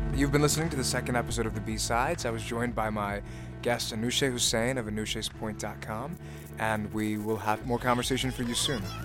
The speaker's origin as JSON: {"language": "English", "region": "Virginia", "country": "United States", "said": "I'm from Virginia"}